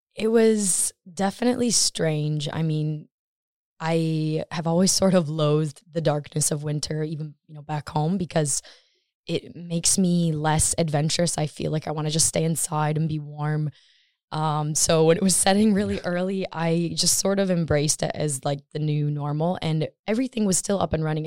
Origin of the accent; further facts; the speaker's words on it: Michigan, United States; moved away as an adult; now in Stockholm, Sweden; I'm from Michigan, U S